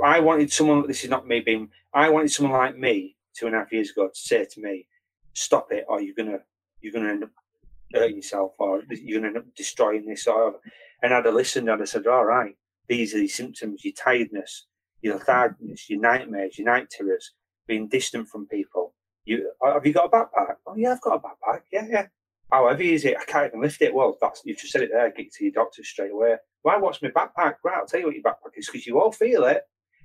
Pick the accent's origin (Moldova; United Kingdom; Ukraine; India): United Kingdom; Bingley, Yorkshire and the Humber; from Bingley and I'm an ex-cop